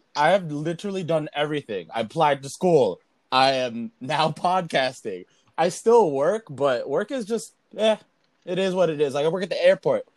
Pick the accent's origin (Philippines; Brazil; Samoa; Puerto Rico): Philippines; I'm Filipino. I speak more Spanish than my own language